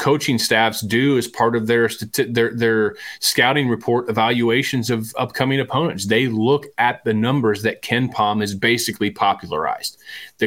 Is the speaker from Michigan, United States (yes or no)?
no; Eastern Iowa, United States; being a kid growing up in Eastern Iowa